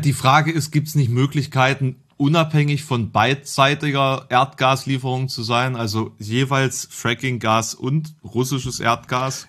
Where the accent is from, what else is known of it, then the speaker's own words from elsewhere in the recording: eastern Germany, Germany; bei uns im Osten